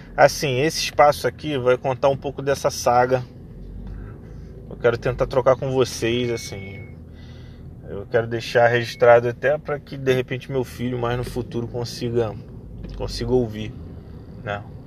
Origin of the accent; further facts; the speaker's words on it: Rio de Janeiro, Brazil; Eu sou do Rio de Janeiro